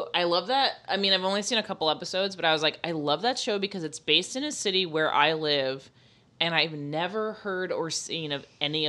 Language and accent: English; Florida, United States; But I am from Florida